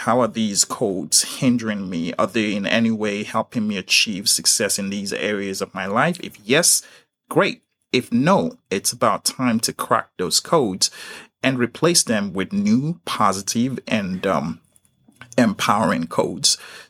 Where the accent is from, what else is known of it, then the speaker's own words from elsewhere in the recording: Nigeria; I was just a young boy, born and raised in Nigeria.